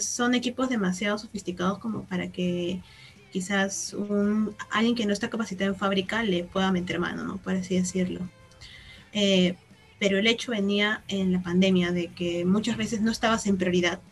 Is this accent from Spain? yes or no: no; Peru; Todos somos peruanas de la católica